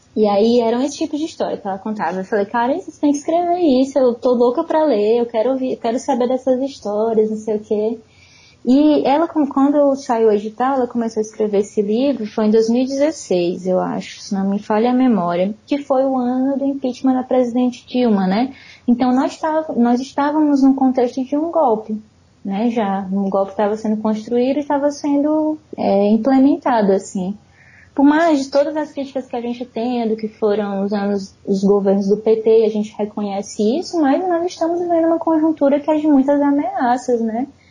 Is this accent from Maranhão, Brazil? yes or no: yes; São Luís, Maranhão, Brazil; moved away as an adult; now in Fortaleza, Brazil; Eu tenho 31 anos, eu cresci em São Luís.